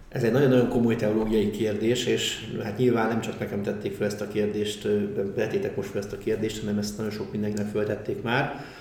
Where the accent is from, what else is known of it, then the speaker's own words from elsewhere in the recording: Budapest, Hungary; also born or lived in Budafok / Tiszakeszi; Csepelen laktunk ugye jó részét a gyerekkoromban